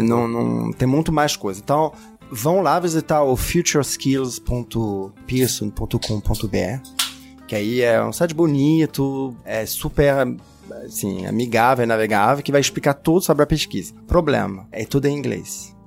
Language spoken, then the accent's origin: Portuguese; France; Portuguese is a second language; moved away; para mim como francês